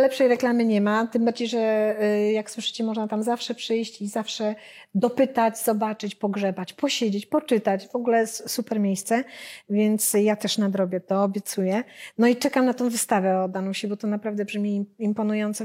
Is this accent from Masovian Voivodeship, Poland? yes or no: yes; Warsaw, Masovian Voivodeship, Poland; my jesteśmy z Warszawy